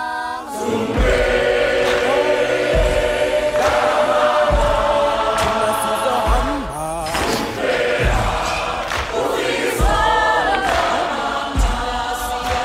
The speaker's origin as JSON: {"language": "English", "country": "South Africa", "said": "as a South African"}